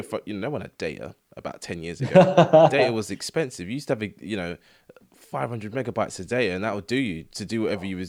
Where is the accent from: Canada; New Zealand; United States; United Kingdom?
United Kingdom; England; we're English people